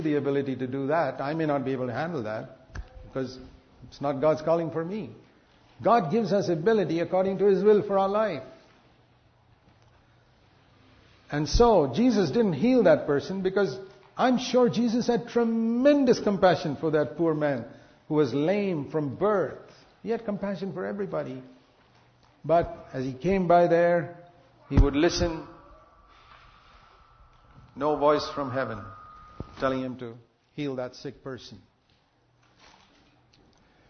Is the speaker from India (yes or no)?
yes; India; I come from India